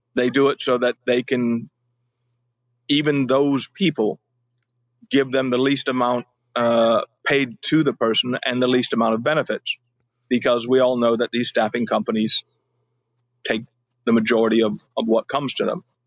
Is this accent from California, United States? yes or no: yes; California, United States; moved away as an adult; also born or lived in Alabama; I was born in California, uh, lived most of my life uh, as a child in California